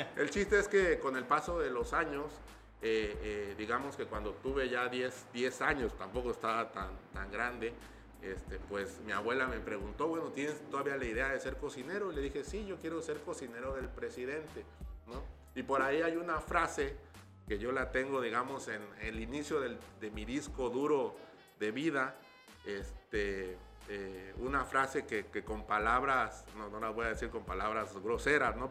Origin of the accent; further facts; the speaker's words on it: Tuxtla Gutiérrez, Chiapas, Mexico; moved away as an adult; also born or lived in Mexico City / San Miguel de Allende; toda mi infancia se desarrolló en San Roque